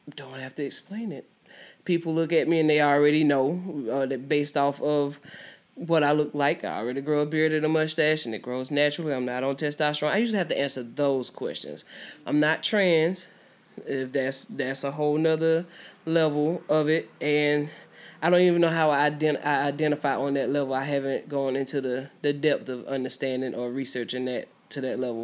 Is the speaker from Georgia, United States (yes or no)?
yes; Albany, Georgia, United States; also born or lived in Houston County, Georgia; I'm from Albany, Georgia. Um, not born, but raised in Albany, Georgia